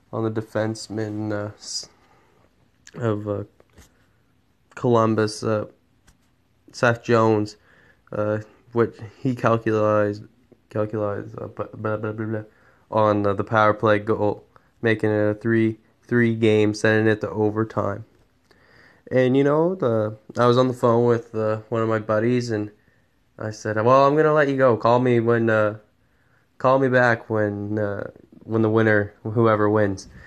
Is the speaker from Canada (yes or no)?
yes; Canada; as a Canadian